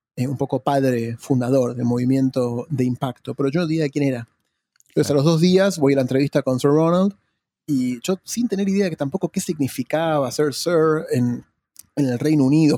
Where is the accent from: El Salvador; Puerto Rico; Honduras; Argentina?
Argentina; also born or lived in Sussex / London; yo soy de Argentina